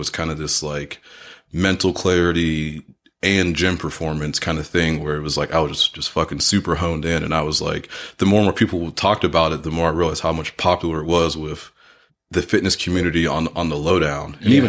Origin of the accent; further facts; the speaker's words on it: Orlando, Florida, United States; now in Michigan, United States; I grew up in Orlando, so we played baseball year round all the time there.